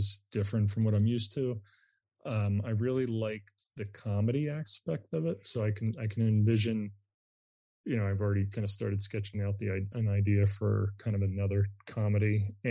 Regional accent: Upper Darby, Pennsylvania, United States; I grew up in Upper Darby

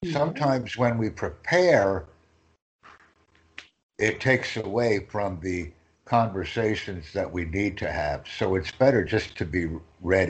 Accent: United States; I'm from the United States

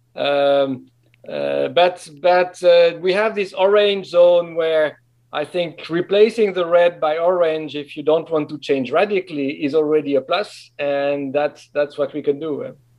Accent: French-speaking Switzerland, Romandy, Switzerland; moved away; I'm from the French of Switzerland

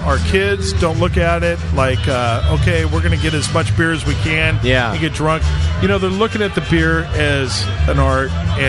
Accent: Danville, California, United States; And I grew up in Danville, California.

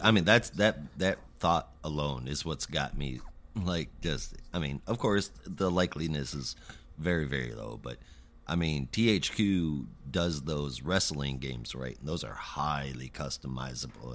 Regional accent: Michigan, United States; I grew up in Michigan

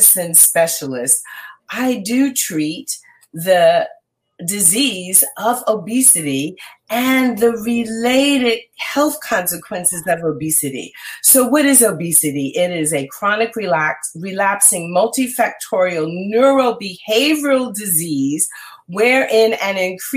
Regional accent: Red Bank, New Jersey, United States; my hometown of Red Bank

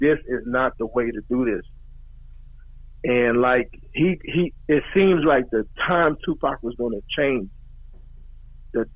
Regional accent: New York City, New York, United States; moved away as an adult; also born or lived in Guyana / Brooklyn; now in San Antonio, United States; We came out from Guyana when I was 9. Lived in Brooklyn for a little bit. Went to Queens, right?

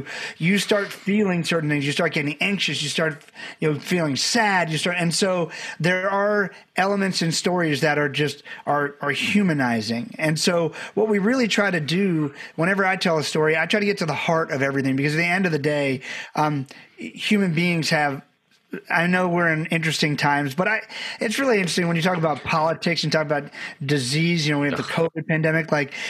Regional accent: Barbados; I'm from Barbados, had a great family, but we didn't know a lot of people.

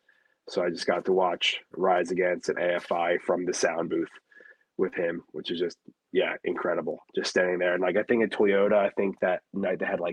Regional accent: Philadelphia, Pennsylvania, United States; I, again, too, like I grew up in Philly, just, he was at every show.

